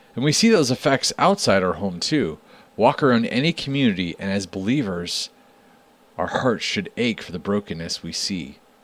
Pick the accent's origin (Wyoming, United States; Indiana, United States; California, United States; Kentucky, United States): Wyoming, United States; growing up in Wyoming